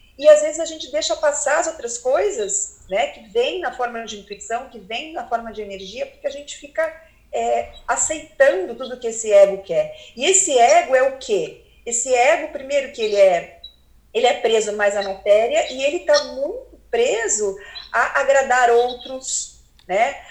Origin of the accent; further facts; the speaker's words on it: Curitiba, Paraná, Brazil; sou de Curitiba, morei em Curitiba quase a vida inteira